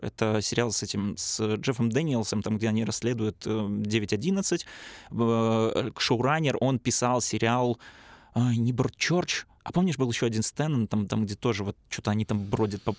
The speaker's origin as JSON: {"language": "Russian", "town": "Pinsk", "region": "Brest Region", "country": "Belarus", "said": "я же из Пинска"}